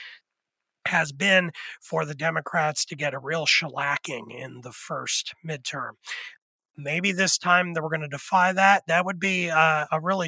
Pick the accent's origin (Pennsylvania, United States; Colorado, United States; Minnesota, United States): Pennsylvania, United States; I'm from Pennsylvania